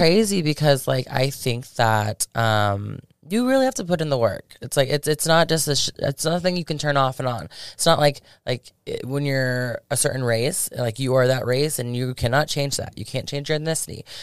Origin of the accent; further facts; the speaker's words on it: Polk County, Florida, United States; moved away as an adult; also born or lived in Tampa, Florida; now in Las Vegas, United States; I'm originally from Tampa, but I grew up in Polk County in Florida.